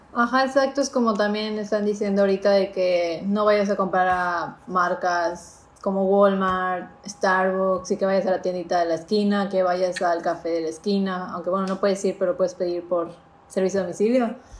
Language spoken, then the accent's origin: Spanish; Yucatán, Mexico; nosotros siendo yucatecas